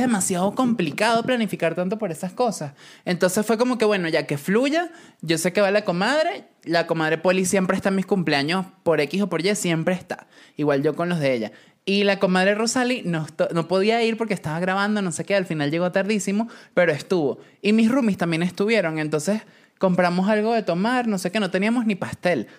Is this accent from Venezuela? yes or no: yes; Venezuela; moved away; cuando me fui de Venezuela